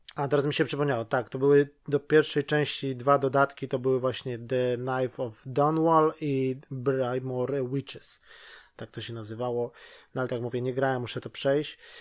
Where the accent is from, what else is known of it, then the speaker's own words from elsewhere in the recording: Łódź, Łódź Voivodeship, Poland; now in United Kingdom; tutaj teraz mieszkam w Wielkiej Brytanii, ale ogólnie jestem z Łodzi